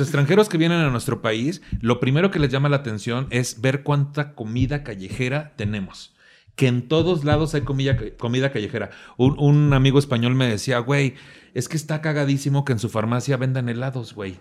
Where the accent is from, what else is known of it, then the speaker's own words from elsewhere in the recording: Mexico; nuestras familias que somos mexicanos